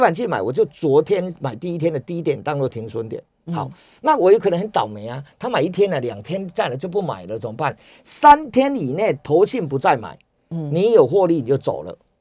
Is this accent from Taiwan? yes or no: yes; Chiayi, Taiwan; 我是嘉义人嘛，所以， 所以我知道那个地方